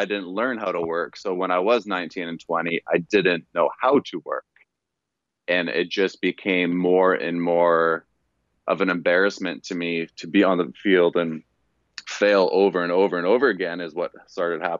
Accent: Canada; moved away as an adult; also born or lived in Louisiana; I'm Canadian, I played center when I was in high school

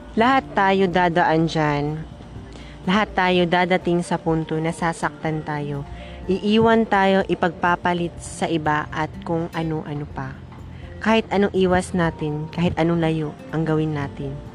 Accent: Butuan, Caraga, Philippines; I came from Butuan City.

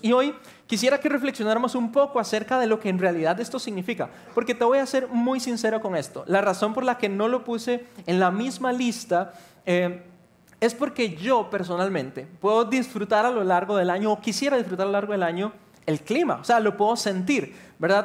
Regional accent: Costa Rica; cómo somos los ticos

